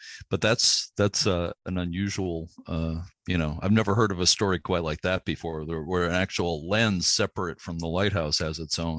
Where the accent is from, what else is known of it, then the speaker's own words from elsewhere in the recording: Lynn, Massachusetts, United States; I grew up in the Boston area in Lynn, Massachusetts, and I used to go to the Boston Museum of Science as a kid.